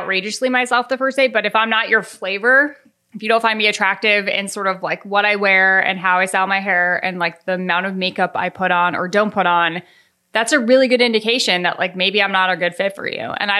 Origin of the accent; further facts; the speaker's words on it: Colorado, United States; And I am from Colorado. A lot of people I grew up with wore cowboy boots.